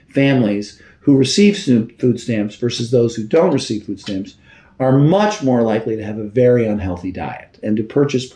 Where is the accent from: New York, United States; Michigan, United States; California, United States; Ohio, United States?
New York, United States; New York City; also born or lived in Washington, D.C.; I'm a Brooklyn boy. I grew up in Brooklyn